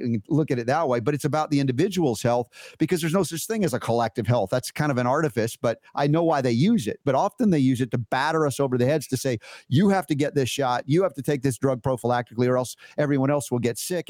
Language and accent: English; United States; growing up in America